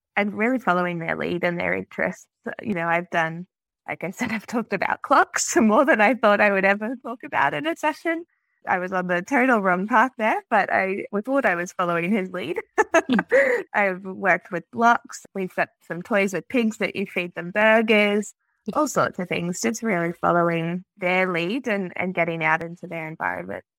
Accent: Australia; I'm a Australian speech pathologist

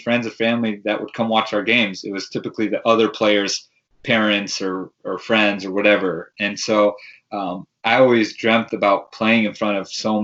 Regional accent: San Jose, California, United States; born or raised there

